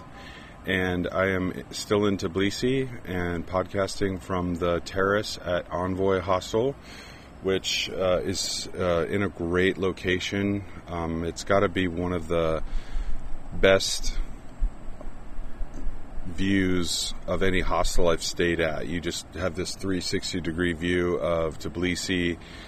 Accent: United States; an American

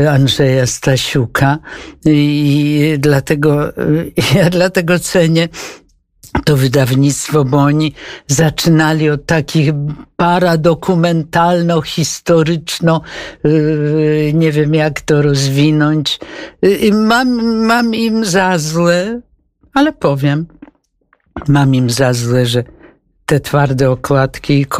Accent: Wrocław, Lower Silesian Voivodeship, Poland; moved away; To pani całe dzieciństwo i młodość spędziła tak, Wrocławiu? Tak. To zupełnie jak ja.

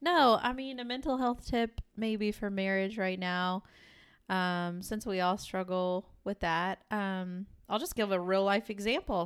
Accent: West Virginia, United States; I was born there

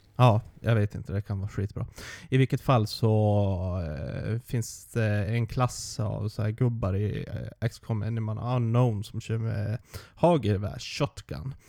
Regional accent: Sweden; som svensk

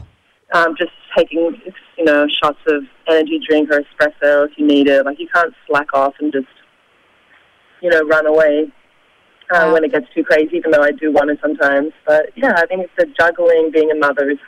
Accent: Australia; now in New York, United States; I'm from Australia myself

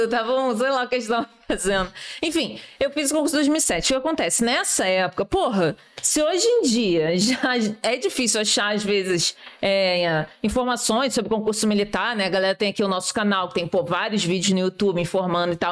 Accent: Rio de Janeiro, Brazil; eu sou da Ilha do Governador

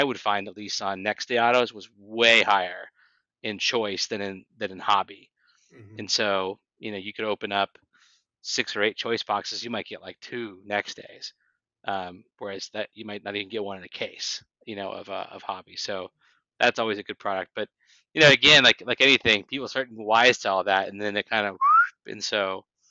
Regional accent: Los Angeles, California, United States; I grew up in Los Angeles

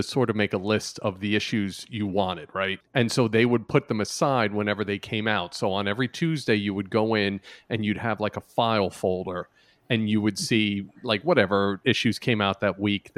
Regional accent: New York City, New York, United States; I grew up in the Bronx

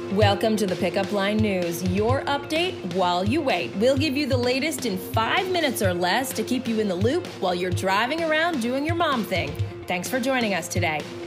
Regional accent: New York, United States; I'm a New Yorker

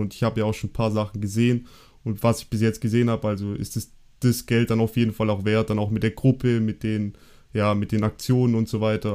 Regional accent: Germany; wir sind ja Deutsche

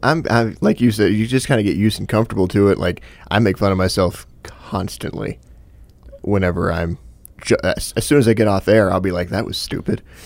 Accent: Michigan, United States; moved away as an adult; also born or lived in Texas; As somebody that moved down to Texas for two years after growing up in Michigan

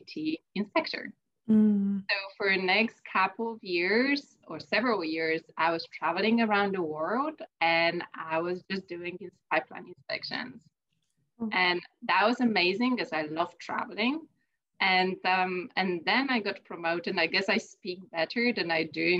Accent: Poland; moved away as an adult; I'm originally from Poland. I started my education there

